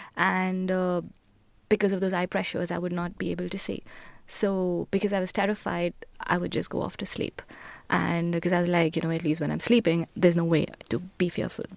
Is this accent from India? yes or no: yes; New Delhi, Delhi, India; moved away; I was born in India, in the capital, New Delhi